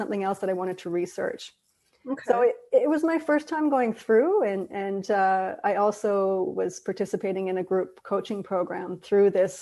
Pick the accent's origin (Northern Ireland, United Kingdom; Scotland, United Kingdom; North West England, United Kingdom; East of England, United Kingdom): Northern Ireland, United Kingdom; Belfast; growing up in Ireland, which is a country divided, still is today, but to a much lesser degree than it was before, by religion and politics, and specifically Belfast